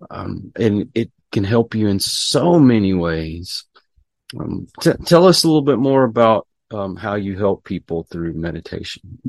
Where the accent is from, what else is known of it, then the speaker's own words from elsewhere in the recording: Houston, Texas, United States; I grew up around Houston and we were prone to get hurricanes.